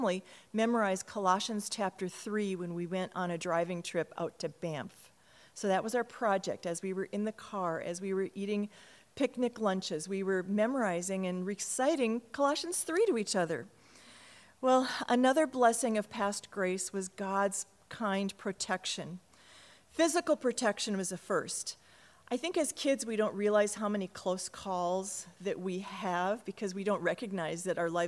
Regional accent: Cottage Grove, Minnesota, United States; I was born in Minneapolis, just a block from the downtown campus, and I was raised in Cottage Grove

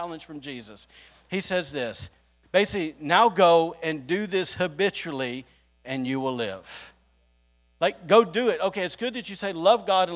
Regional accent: the South, United States; now in Rockport, Maine, United States; I'm just from the South here

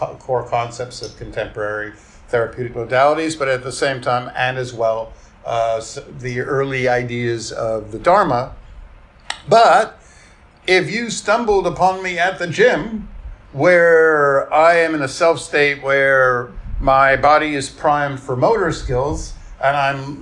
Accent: New York, United States; I grew up in New York in, you know, I was like a teen in the late 1970s

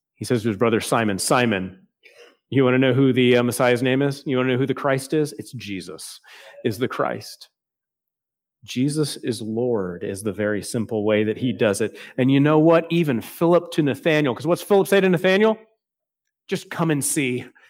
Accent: Texas, United States; now in South Carolina, United States; I'm still thinking as a Texan.

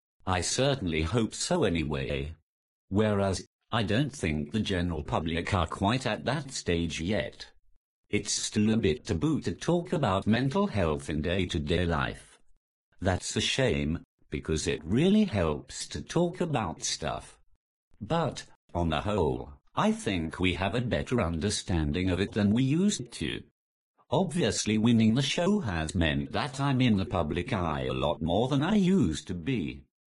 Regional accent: Newcastle upon Tyne, North East England, United Kingdom; I'm the Geordie without the accent.

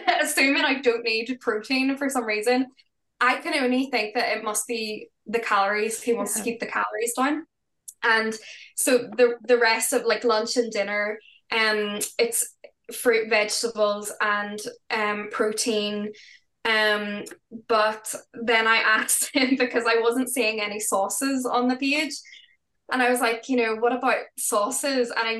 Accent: Northern Ireland, United Kingdom; we're from Northern Ireland

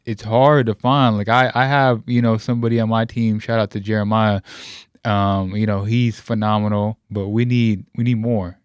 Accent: West Coast, United States; me being Puerto Rican, I grew up on the West Coast

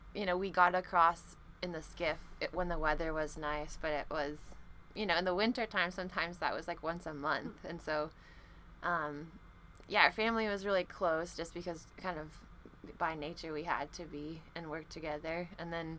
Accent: False Pass, Alaska, United States; also born or lived in Wenatchee, Washington; I was born in Wenatchee, Washington, but headed out to Alaska really very soon after we were both born. So our parents bought a homestead in the Aleutian Islands near False Pass

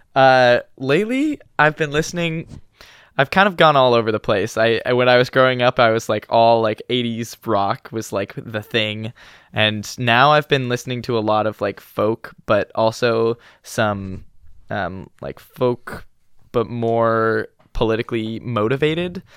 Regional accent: Eugene, Oregon, United States; moved away as an adult; also born or lived in Walla Walla, Washington; I grew up in Eugene, Oregon, but I've spent the past four years up in college in Walla Walla, Washington.

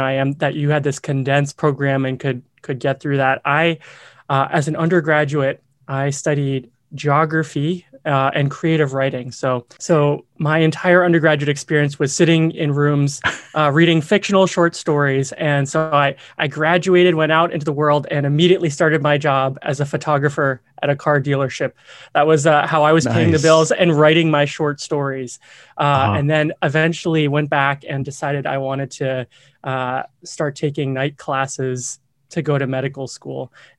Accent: Myanmar; also born or lived in Vietnam; I grew up overseas. I grew up in Southeast Asia. I spent a couple years in Vietnam, most of my childhood in Myanmar, and came back to the US to UNC for undergraduate and med school.

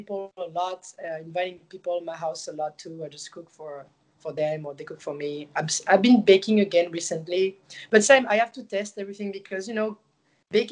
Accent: Marseille, Provence-Alpes-Côte d'Azur, France; English is a second language; moved away as an adult; now in United States; I'm from Marseille and we have like a lot of culture from like the Mediterranean like food

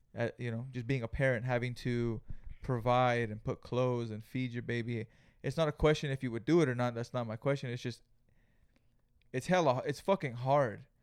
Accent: Greenfield, California, United States; we're from Greenfield, California

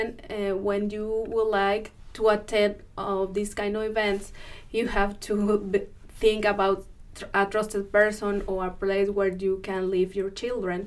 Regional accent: Mexico; moved away as an adult; also born or lived in Monterrey, Mexico; now in Washington, Missouri, United States; I was born and raised in Mexico

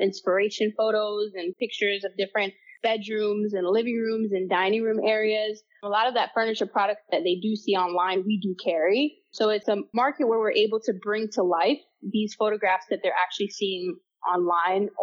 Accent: Palm Beach County, Florida, United States; Palm Beach County itself is like a huge melting pot, which I actually grew up here

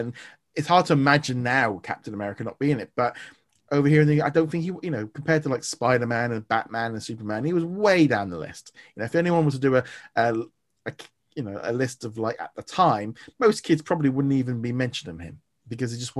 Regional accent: United Kingdom; as a Brit

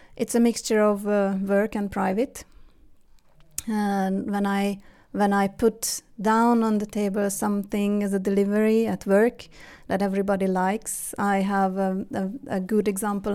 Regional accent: Hungary; moved away as an adult; now in Sweden; I was born and raised in Hungary

